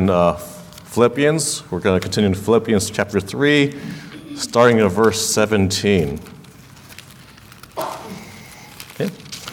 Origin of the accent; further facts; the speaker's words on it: California, United States; I was born and raised in California, and so were my parents